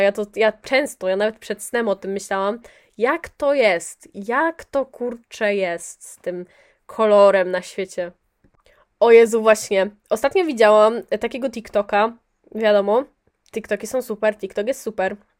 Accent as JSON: {"language": "Polish", "area": "near Poznań", "region": "Greater Poland", "country": "Poland", "said": "ja jestem spod Poznania."}